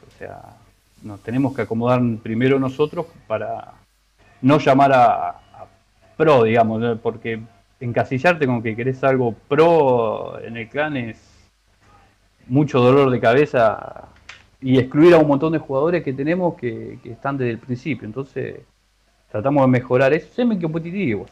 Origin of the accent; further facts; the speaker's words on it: La Matanza, Buenos Aires Province, Argentina; de Buenos Aires, de Buenos Aires, de La Matanza.